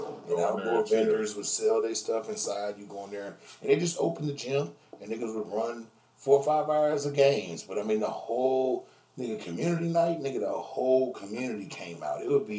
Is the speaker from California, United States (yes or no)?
yes; Bay Area, California, United States; moved away; also born or lived in Oakland; I'm originally from California. Yeah. Bay Area, though.